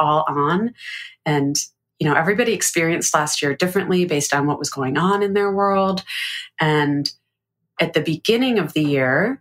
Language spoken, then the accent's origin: English; United States; accent: American; like I had an American accent